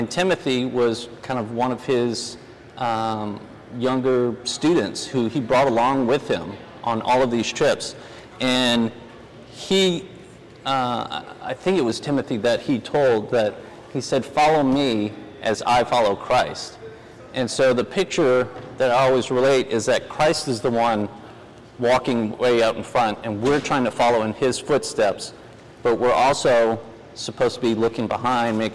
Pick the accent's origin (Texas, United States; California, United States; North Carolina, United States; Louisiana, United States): Louisiana, United States; New Orleans; moved away as an adult; also born or lived in Denver, Colorado; now in Charlotte, United States; I actually grew up in New Orleans, is where I was born and raised